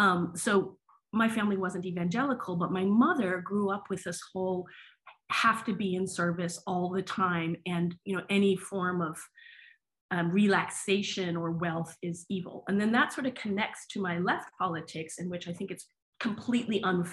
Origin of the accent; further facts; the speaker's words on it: New England, United States; But I'm from New England, and my grandfather was a Protestant minister.